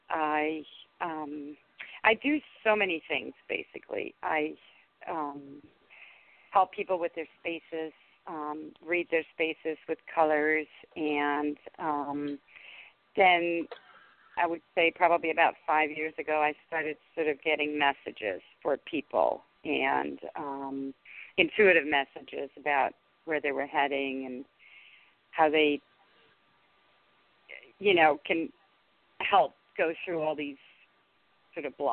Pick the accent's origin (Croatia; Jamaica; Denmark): Denmark; English is a second language; moved away as an adult; also born or lived in Washington, D.C. area; now in United States; I grew up in Denmark, and 30, I moved here and married my husband